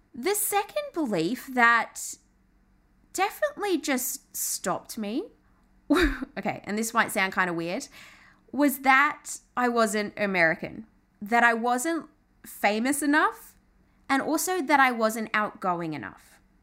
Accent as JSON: {"language": "English", "region": "England", "country": "United Kingdom", "tie": "born or raised there", "moved": "yes", "lives_now": "Australia", "said": "I'm Australian, although I did grow up in England, but moved to Australia, half Australian, my mum's Aussie"}